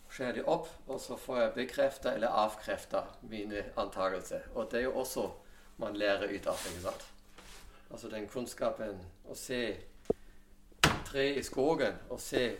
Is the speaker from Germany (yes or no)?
yes; Germany; now in Rognan, Norway; Og jeg kom jo hit fra Tyskland og har hørt om en båtbyggerskole som var på Rognan.